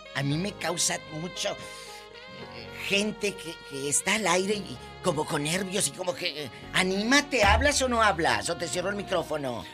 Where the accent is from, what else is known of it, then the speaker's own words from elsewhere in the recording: Matamoros, Tamaulipas, Mexico; mi tierra, de Matamoros